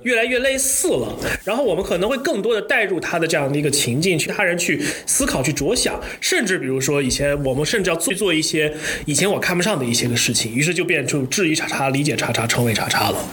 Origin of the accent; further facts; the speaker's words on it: Hubei, China; 作为一个湖北人